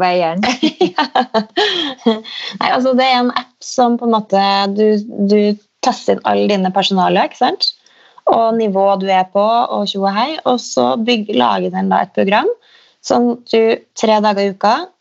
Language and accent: Norwegian; Steinkjer, Trøndelag, Norway; der vi vokste opp, på, på Lerkehaug da, i Steinkjer